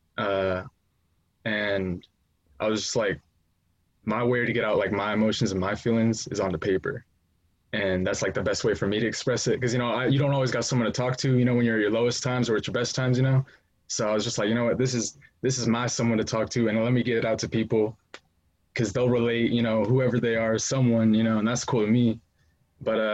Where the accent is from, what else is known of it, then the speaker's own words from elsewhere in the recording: Renton, Washington, United States; I'm from like the Renton, Kent area